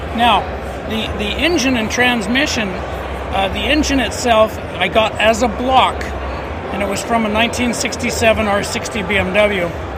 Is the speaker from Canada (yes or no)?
yes; Montreal, Quebec, Canada